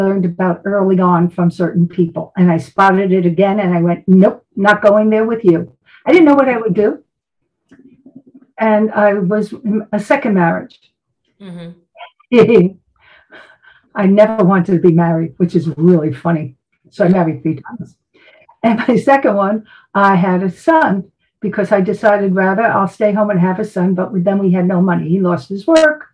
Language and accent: English; New York City, New York, United States; moved away; And I'm from Brooklyn originally. And you can probably hear the attitude at times.